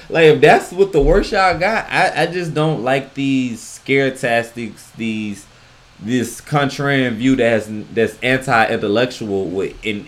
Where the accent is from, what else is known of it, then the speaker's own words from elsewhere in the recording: the South, United States; I'm from the South.